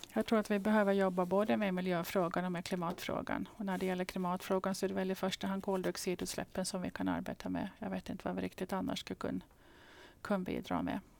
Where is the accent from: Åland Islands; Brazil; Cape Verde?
Åland Islands; som ålänning